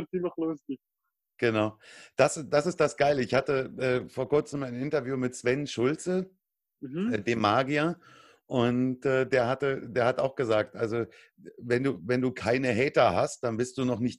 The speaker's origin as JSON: {"language": "German", "country": "Germany"}